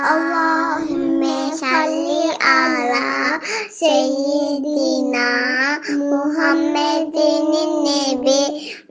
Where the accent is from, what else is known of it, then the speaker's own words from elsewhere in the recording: Yalova, Turkey; Hmm, Yalova'danım. Hmm, Erkam Radyo evinde 4 yaşındayım.